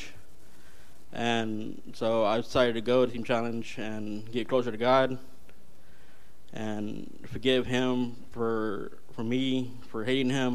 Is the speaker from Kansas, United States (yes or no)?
no; California, United States; I'm based from California